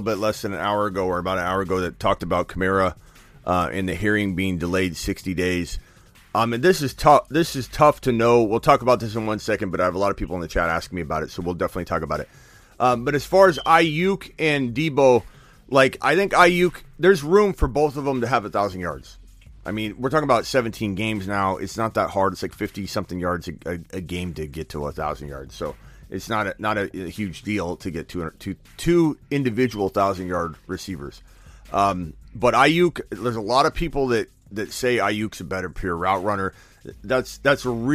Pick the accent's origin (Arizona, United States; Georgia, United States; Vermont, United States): Arizona, United States; I'm from Arizona, so Arizona State